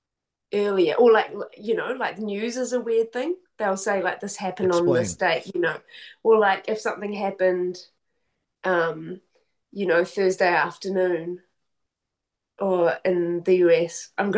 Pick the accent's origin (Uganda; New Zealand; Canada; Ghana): New Zealand; Wellington; I'm from Wellington, the capital.